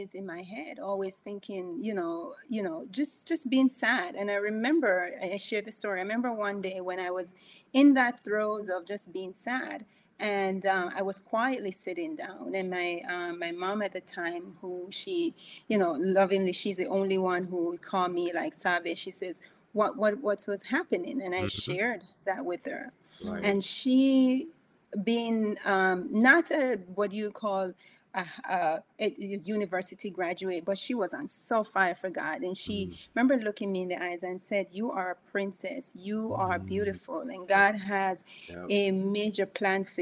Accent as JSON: {"language": "English", "region": "Saint Mary Parish", "country": "Jamaica", "tie": "born or raised there", "also_born_or_lived": "Kingston, Jamaica / England", "moved": "as an adult", "lives_now": "United States", "said": "I grew up in St. Mary."}